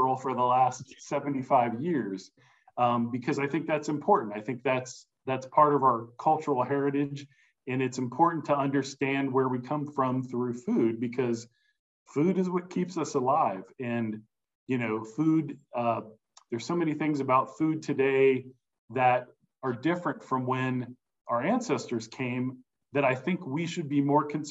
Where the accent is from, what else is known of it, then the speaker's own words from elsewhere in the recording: Cincinnati, Ohio, United States; I grew up in and around Cincinnati.